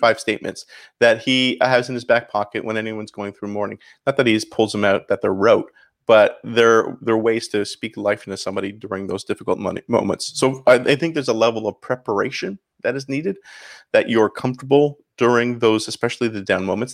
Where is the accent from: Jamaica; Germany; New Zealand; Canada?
Canada; St. Catharines, Ontario; accent: Canadian; moved away as an adult; also born or lived in Chicago; now in Miami, United States; So I grew up in Saint Catharines, Ontario, about thirty minutes north of Buffalo